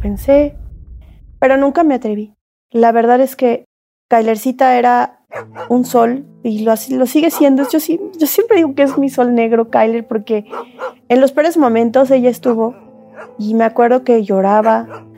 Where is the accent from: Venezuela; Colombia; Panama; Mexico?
Mexico; me voy a quedar aquí en mi país